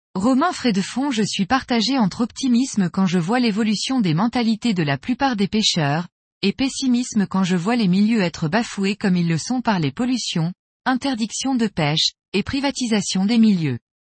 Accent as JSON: {"language": "French", "town": "Lyon", "region": "Auvergne-Rhône-Alpes", "country": "France", "tie": "born or raised there", "lives_now": "Chambéry, France", "said": "J'ai grandi à Lyon"}